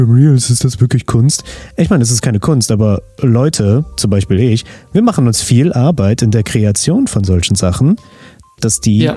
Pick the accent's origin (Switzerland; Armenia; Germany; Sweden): Armenia; Also ich als Armenier natürlich, ne?